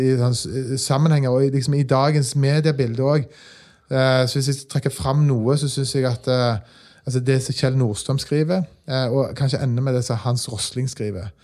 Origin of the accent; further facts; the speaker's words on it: Stavanger, Rogaland, Norway; Jeg er fra Stavanger